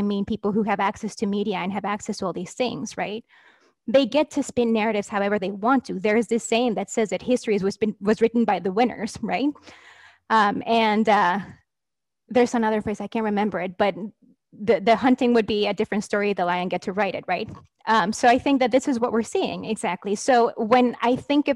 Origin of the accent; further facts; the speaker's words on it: Mexico; now in United States; I'm a scholar from Mexico